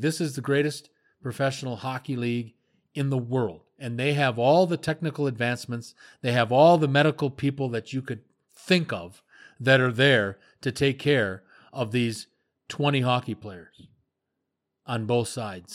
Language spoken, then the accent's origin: English; United States; I'm an American and I was part of the United States Air Force